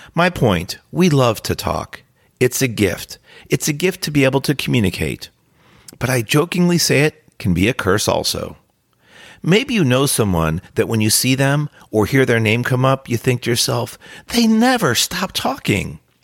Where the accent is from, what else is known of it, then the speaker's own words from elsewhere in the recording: New Jersey, United States; During my high school years, I grew up in New Jersey